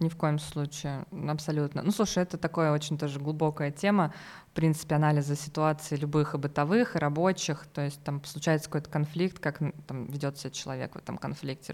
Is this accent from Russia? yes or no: yes; Voronezh, Voronezh Oblast, Russia; also born or lived in Moscow; я вообще из Воронежа.